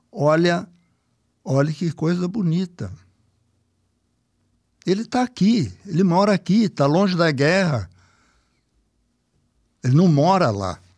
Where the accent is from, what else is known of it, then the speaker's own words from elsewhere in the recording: Brazil; Eu sou brasileiro, uma percepção da, da, de média de opinião do povo.